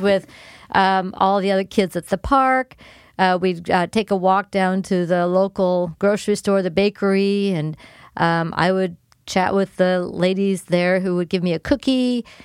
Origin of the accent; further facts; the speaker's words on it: Los Angeles, California, United States; moved away as an adult; also born or lived in Davis, California; now in Keizer, United States; born and raised in Los Angeles. I was actually born in the city of Los Angeles